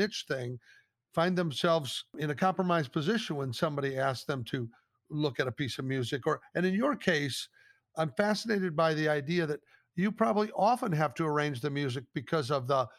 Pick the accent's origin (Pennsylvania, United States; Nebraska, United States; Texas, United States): Nebraska, United States; Omaha; I grew up in the Omaha, Nebraska area